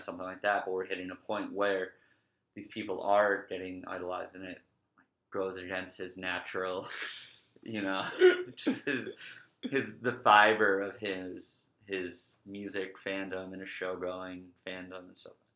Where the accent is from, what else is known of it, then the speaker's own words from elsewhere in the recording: Scranton, Pennsylvania, United States; I'm from Scranton